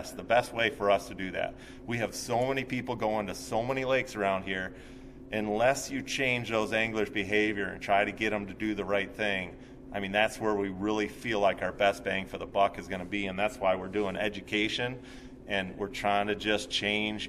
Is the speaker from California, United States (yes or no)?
no; Chicago, Illinois, United States; moved away; I grew up in the Chicagoland area